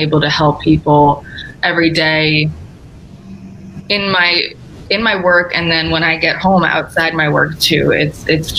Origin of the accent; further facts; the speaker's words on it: New York, United States; moved away as an adult; now in Connecticut, United States; I was born and raised in New York